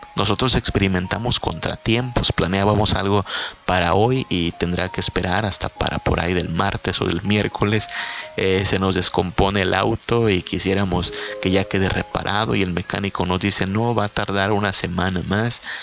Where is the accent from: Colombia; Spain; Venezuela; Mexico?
Mexico; el presidente de mi país, el presidente de México